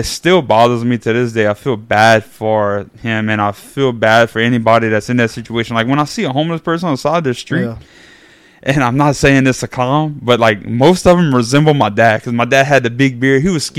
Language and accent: English; New Iberia, Louisiana, United States; I grew up in Acadian Acres.